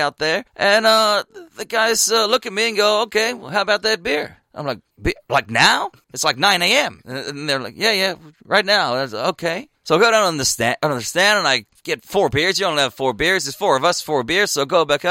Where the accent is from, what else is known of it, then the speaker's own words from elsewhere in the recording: New Zealand; I'm from New Zealand